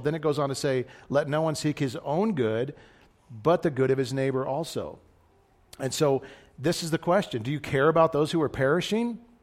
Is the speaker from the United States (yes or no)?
yes; United States; as American Christians